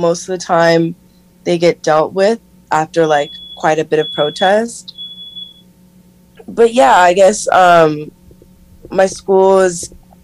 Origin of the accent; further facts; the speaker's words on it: San Diego, California, United States; moved away as an adult; now in San Francisco, United States; I grew up in San Diego, and not downtown San Diego, if anyone knows, Encinitas, Carlsbad, the Oceanside area, so it's by the coast